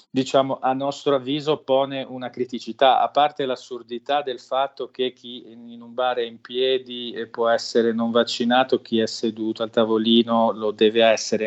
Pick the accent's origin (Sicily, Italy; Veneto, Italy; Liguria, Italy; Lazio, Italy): Liguria, Italy; io sono ligure, ma mm, la mia famiglia in parte viene da, un, da una località di montagna